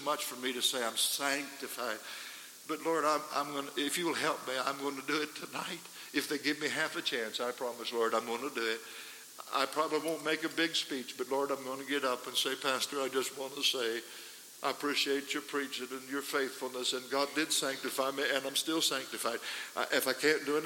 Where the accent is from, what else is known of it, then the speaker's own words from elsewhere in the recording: Idaho, United States; We come from Idaho